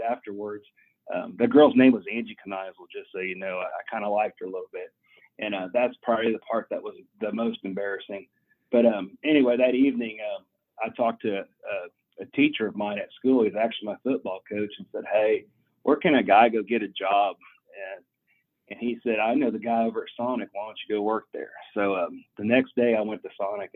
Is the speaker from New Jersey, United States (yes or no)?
no; Kansas, United States; growing up in Kansas